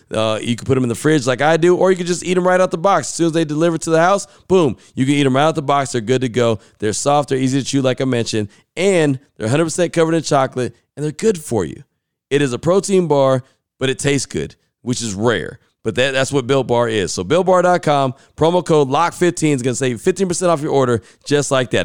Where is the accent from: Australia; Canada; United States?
United States; West Coast; now in Central Texas, United States; I came from the West Coast originally